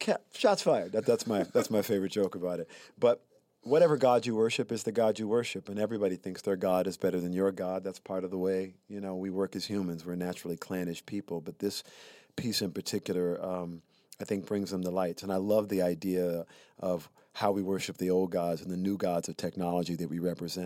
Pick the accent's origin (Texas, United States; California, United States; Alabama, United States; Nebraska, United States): Alabama, United States; Prichard; moved away; also born or lived in Mobile, Alabama; I'm from Pritchard, Alabama